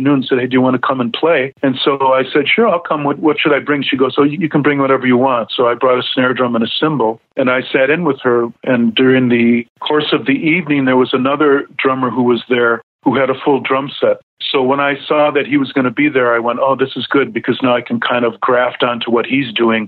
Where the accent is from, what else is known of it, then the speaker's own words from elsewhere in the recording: Racine, Wisconsin, United States; also born or lived in Milwaukee, Wisconsin; my hometown of Racine, Wisconsin